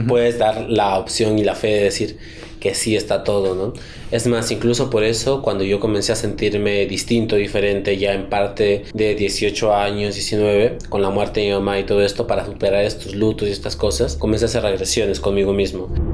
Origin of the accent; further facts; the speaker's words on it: Chachapoyas, Amazonas, Peru; moved away; also born or lived in Chiclayo; somos de Chichapoyas, ella es de allá, su familia está allá